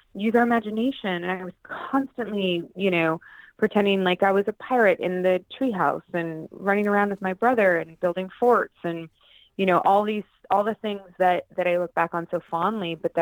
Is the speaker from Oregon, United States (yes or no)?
yes; St. Helens, Oregon, United States; also born or lived in Portland, Oregon; I'm originally from a small town in Oregon called St. Helens. And then my parents moved to Portland when I was about 13